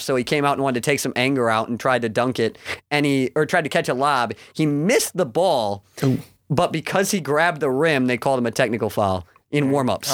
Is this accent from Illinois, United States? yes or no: no; Lansing, Michigan, United States; I grew up in Lansing